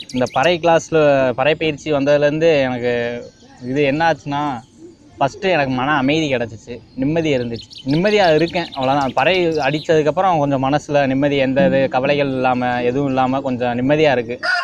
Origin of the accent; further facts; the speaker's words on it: Aruppukottai, Tamil Nadu, India; moved away as an adult; now in Palladam, India; நான் மதுரை பக்கம் அருப்புக்கோட்டை என் ஊர்